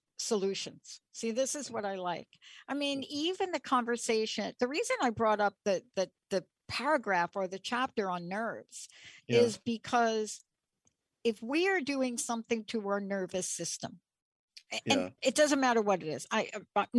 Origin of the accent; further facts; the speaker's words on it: New York, United States; I'm from New York